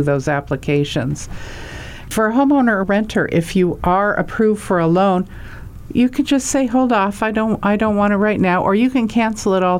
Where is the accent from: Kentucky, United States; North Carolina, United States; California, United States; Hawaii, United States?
Hawaii, United States; I'm from Hawaii